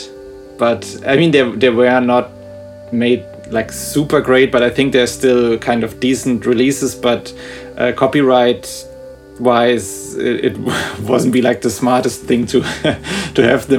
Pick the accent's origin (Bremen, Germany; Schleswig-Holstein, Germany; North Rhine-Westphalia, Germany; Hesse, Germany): Hesse, Germany; suburb of Frankfurt; I live in Frankfurt, and I grew up like in a, I don't know if it's officially a suburb or just a smaller town before the city. I don't know what the right term would be, but like 20 or 15 minutes from here.